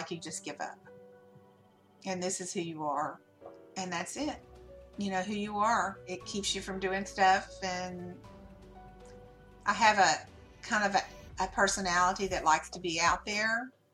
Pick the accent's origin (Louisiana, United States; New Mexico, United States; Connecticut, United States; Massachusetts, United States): Louisiana, United States; I'm from Louisiana